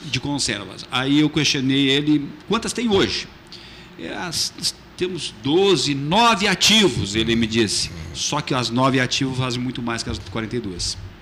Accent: Fernando Osório, Rio Grande do Sul, Brazil; sou natural da Fernando Osório

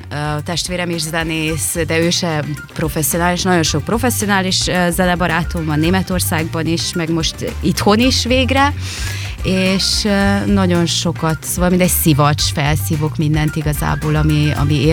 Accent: Târgu Mureș, Mureș County, Romania; moved away as an adult; also born or lived in Germany / Canary Islands; régenben születtem, és itt nőttem fel vásárhelyen

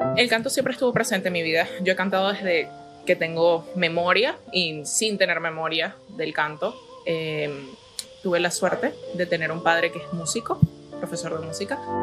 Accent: Venezuela; moved away; me gustaría cantar en mi país. Me gustaría que mi país se arreglara. Y me gustaría poder reunirme con mi público venezolano

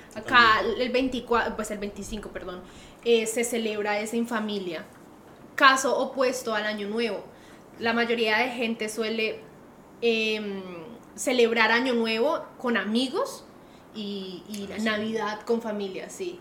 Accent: Colombia; now in Australia; nosotros como buenos colombianos

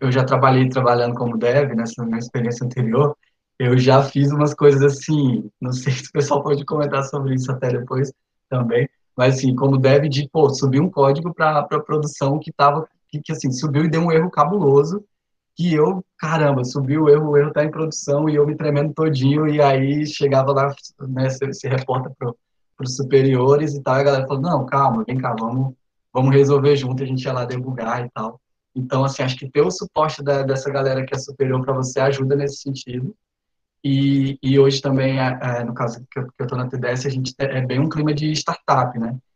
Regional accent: Araguatins, Tocantins, Brazil; also born or lived in Recife; Sou tocantinense do Bico do Papagaio, no interior do estado, em Araguatins

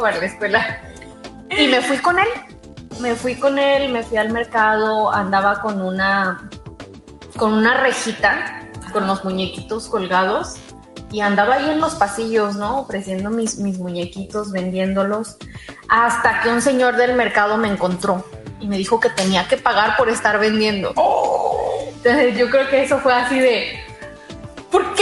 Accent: Los Mochis, Sinaloa, Mexico; moved away as an adult; also born or lived in Illinois / Monterrey / Guadalajara / Mazatlán; now in United States; nací en Los Mochis, Sinaloa un 21 de febrero del 76

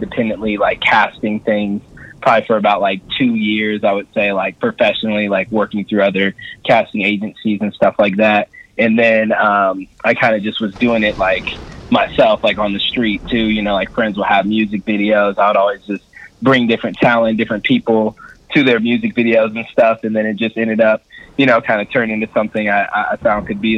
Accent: Sacramento, California, United States; I'm actually originally from Sacramento.

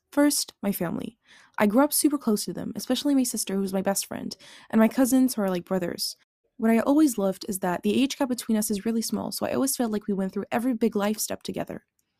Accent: Neuilly-sur-Seine, Île-de-France, France; born there; I was born in Neuilly-sur-Seine, a town in the west of Paris, from an Algerian father and a Franco-Algerian mother. So maybe you guessed it, but I am very Algerian.

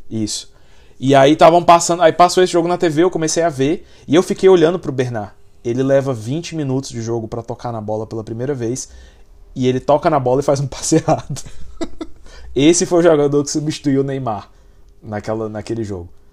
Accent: Brazil; como brasileiro

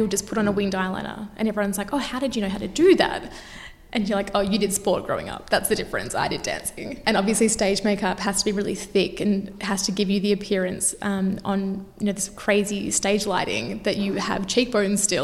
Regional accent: Melbourne, Victoria, Australia; also born or lived in Perth; I was actually born in Perth, but I grew up in Melbourne.

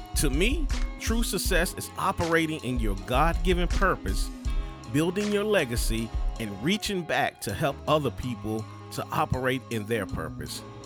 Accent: Durham, North Carolina, United States; I'm originally from Durham

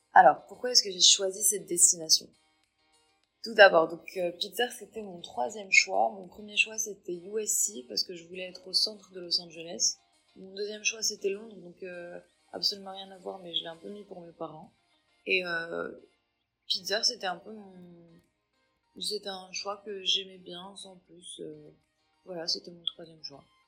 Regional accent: Tangier, Tanger-Tetouan-Al Hoceima, Morocco; moved away as an adult; also born or lived in Paris, France; now in Claremont, United States; je suis marocaine, purement marocaine à 100%, et j'ai vécu au Maroc toute ma vie.

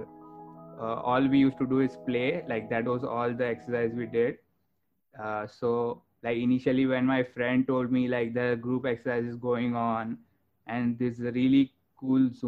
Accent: India; moved away as an adult; now in United States; originally I'm from India

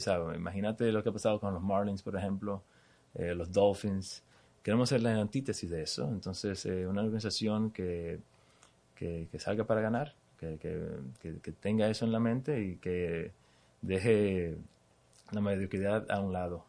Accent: Dominican Republic; moved away as an adult; now in Miami, United States; nací en Dominicana, crecí en Dominicana

